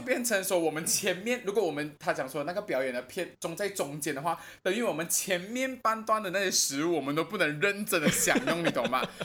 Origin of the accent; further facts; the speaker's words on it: Malaysia; 我是来自马来西亚的